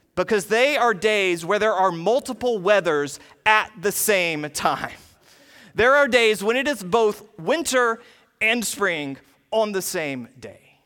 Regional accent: the South, United States; moved away as an adult; now in Ohio, United States; growing up in the South

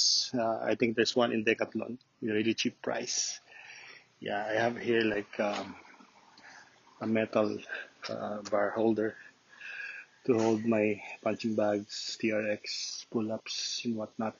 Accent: Lucena, Quezon, Philippines; now in Santo Tomas, Philippines; I'm from Luzena, Quezon.

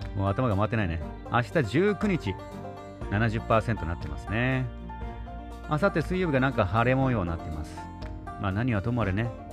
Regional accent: Nago, Okinawa, Japan; 僕の地元名護のね、宮里そばと21世紀のビーチですね

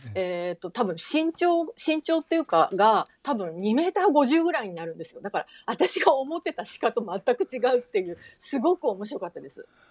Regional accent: Fukuoka, Japan; moved away; 福岡の生まれ

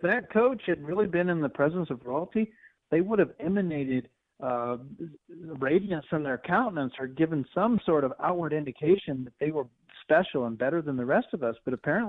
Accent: Midwest, United States; I grew up in the Midwest

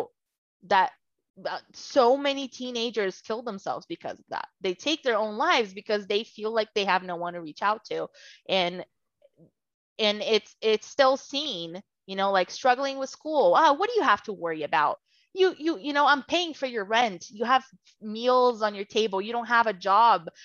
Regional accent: Brazil; first language Portuguese; English is a second language; moved away as an adult; now in United States; I was born and raised in Brazil

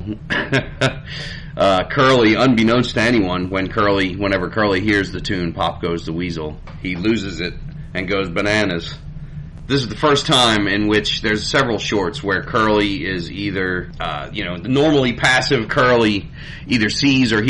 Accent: Philadelphia, Pennsylvania, United States; moved away; I grew up in Philadelphia

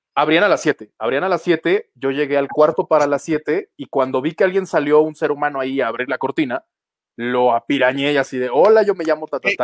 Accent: Jarocho, Veracruz, Mexico; now in Mexico City, Mexico; yo como buen jarocho, pues café desde que nací

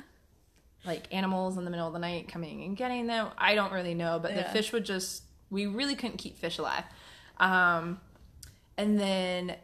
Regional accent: Waxhaw, North Carolina, United States; I grew up in Waxhaw

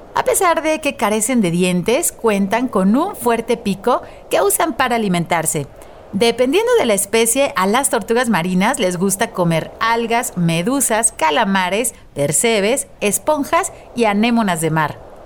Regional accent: Mexico; como país, como mexicanos, somos muy afortunados

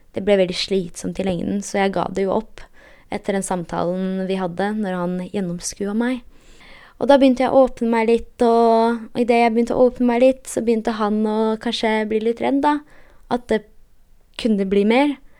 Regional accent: Poland; now in Norway; jeg er polsk

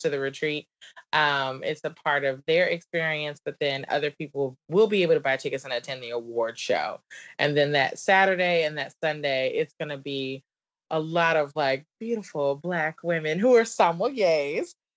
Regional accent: the South, United States; accent: southern; my southern accent

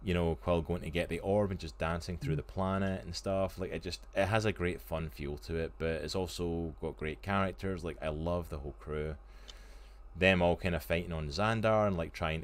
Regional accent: Scotland, United Kingdom; I am Scottish

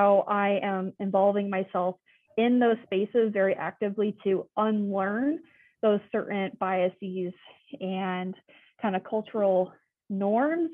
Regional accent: Nebraska, United States; also born or lived in Phoenix, Arizona; now in Tucson, United States; I did grow up in Nebraska around a lot of farming.

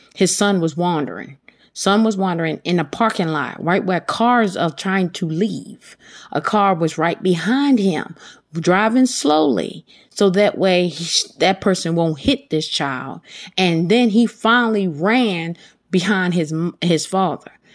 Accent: Baltimore, Maryland, United States; I'm from Baltimore

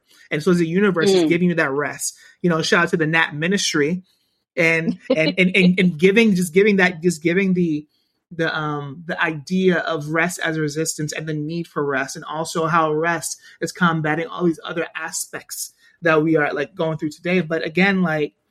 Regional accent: New York City, New York, United States; I'm born and bred in Brooklyn

